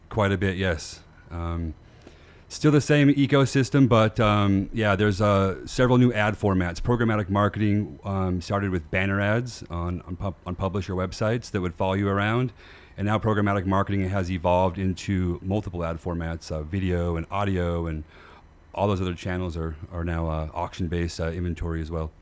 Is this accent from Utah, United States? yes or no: yes; Bountiful, Utah, United States; also born or lived in Southern California / Las Vegas; I grew up in Utah in, uh, in Bountiful